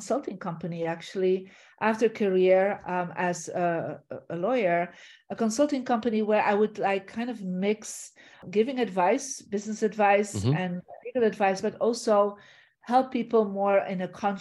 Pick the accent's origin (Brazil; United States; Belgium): Belgium; moved away; I'm originally from Belgium